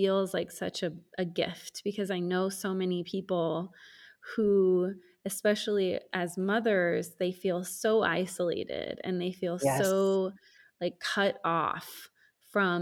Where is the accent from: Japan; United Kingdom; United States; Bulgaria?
United States; moved away as an adult; now in Mexico; the social order that I was raised in the United States for most of my life